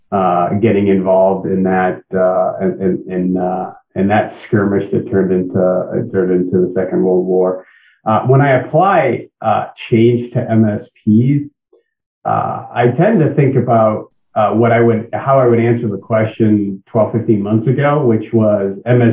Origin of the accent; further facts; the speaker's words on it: New England, United States; I don't know if that counts as a quick stop in between my born and raised in the New England area and returned to the New England area because I couldn't get enough of the weather.